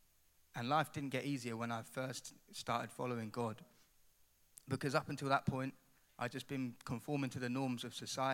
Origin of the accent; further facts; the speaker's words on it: Ipswich, East of England, United Kingdom; moved away as an adult; now in Coventry, United Kingdom; I've got a bit of an accent, so I'm not from Cov. I'm actually from a place called Ipswich